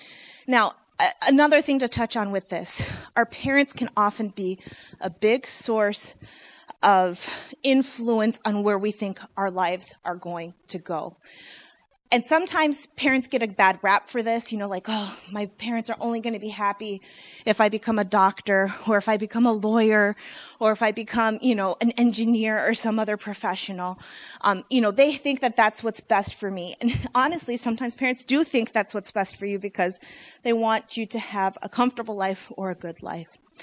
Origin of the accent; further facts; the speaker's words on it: Michigan, United States; also born or lived in Illinois; I was born in Illinois and raised in Michigan